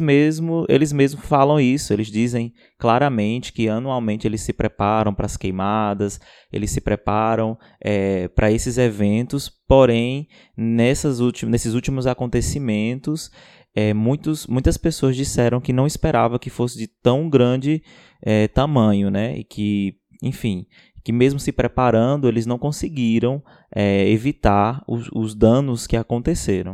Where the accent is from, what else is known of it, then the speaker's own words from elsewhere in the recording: Ceará, Brazil; Sou do Ceará, biomédico, professor e doutorando pela Universidade Federal de Pernambuco.